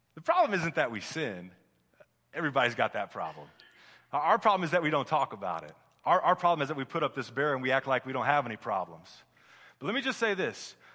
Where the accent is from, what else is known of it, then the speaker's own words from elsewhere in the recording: Midwest, United States; moved away; I'm from the Midwest